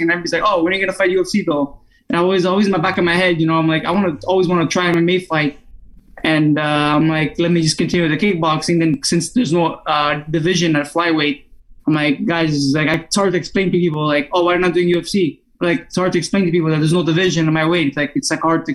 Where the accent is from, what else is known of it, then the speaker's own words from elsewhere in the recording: Montreal, Quebec, Canada; first language Italian; English is a second language; also born or lived in Salerno, Italy; I'm born in Montreal, yeah. I'm raised in Montreal for sure, and I grew up fighting in New York all my life.